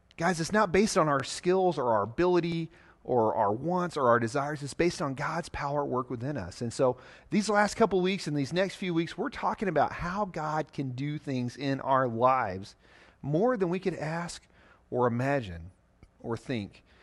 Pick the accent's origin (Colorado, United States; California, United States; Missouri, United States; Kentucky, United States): Missouri, United States; Southeast; now in Nebraska, United States; I'm from Missouri, Southeast Missouri, to be exact, down by the Mississippi River, the part of Missouri that sticks down into Arkansas called the Boot Hill